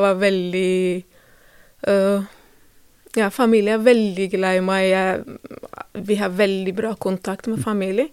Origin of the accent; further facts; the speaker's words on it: Ethiopia; Norwegian is a second language; moved away as an adult; now in Drammen, Norway; Jeg kommer fra Etiopia